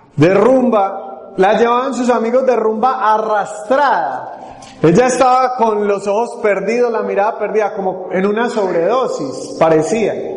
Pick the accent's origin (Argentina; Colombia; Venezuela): Colombia; Medellín, Antioquia; accent: Paisa; el sector de Colombia al que pertenecemos, mi esposa y yo ya, ahorita también se va a presentar, es Medellín y allí nos dicen paisas